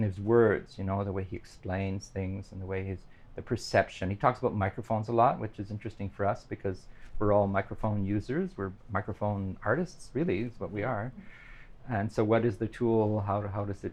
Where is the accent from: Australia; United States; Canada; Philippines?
Canada; North Bay, Ontario; I'm originally from North Bay